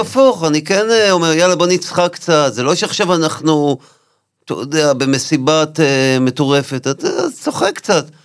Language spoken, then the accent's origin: Hebrew; Nahariya, Northern District, Israel; born or raised there; moved away